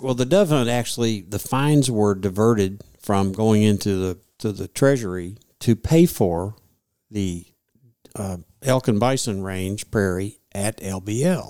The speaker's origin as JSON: {"language": "English", "region": "Kentucky", "country": "United States", "tie": "born or raised there", "also_born_or_lived": "Memphis, Tennessee", "said": "I lived, grew up and lived in Kentucky. I was born in Memphis"}